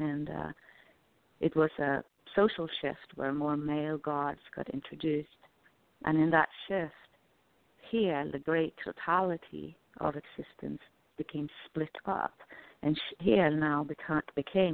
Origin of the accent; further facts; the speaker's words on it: Norway; I come from Norway